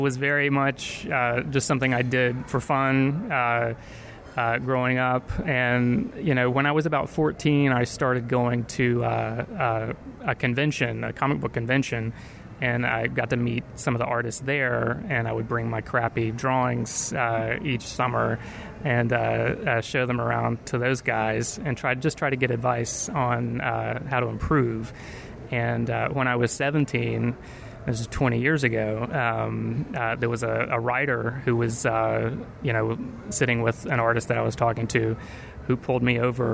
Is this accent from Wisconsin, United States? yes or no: no; Virginia, United States; I was, you know, in Virginia